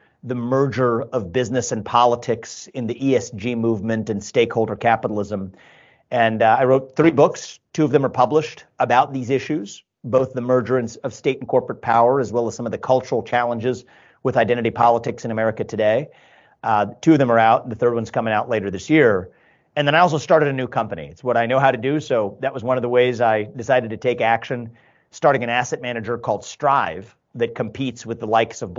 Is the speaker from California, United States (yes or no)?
no; Cincinnati, Ohio, United States; moved away as an adult; also born or lived in Columbus, Ohio / Northeast United States; born and raised in Cincinnati, live in Columbus now, but a 15-year detour in the Northeast